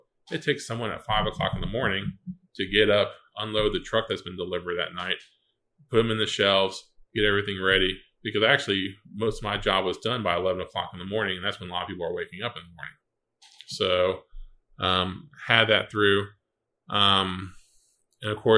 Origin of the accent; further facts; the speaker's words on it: Satellite Beach, Florida, United States; also born or lived in North Carolina; I grew up here in Satellite Beach